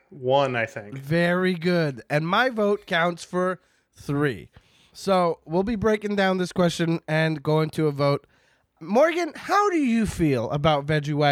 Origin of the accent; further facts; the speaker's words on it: Canada; I'm Canadian. The Midwestern accent is basically Canadian.